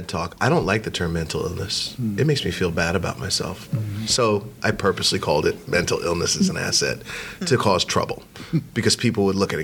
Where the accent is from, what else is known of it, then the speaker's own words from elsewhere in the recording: Hempstead, New York, United States; I grew up in Hempstead.